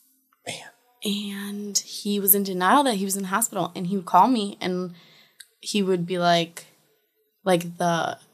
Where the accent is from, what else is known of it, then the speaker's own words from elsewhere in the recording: Chicago, Illinois, United States; We're both from Chicago